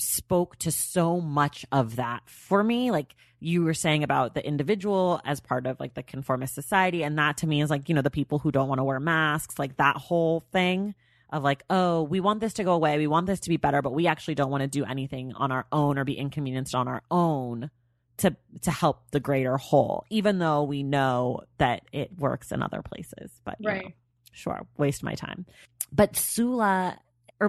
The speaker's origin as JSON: {"language": "English", "country": "United States", "said": "I am American"}